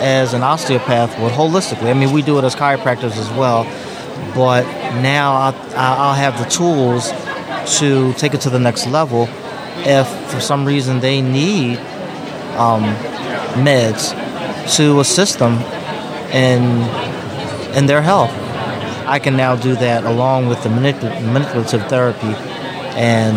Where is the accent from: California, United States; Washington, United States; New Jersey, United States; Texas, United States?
New Jersey, United States; also born or lived in Philadelphia; I am from New Jersey, 53 years old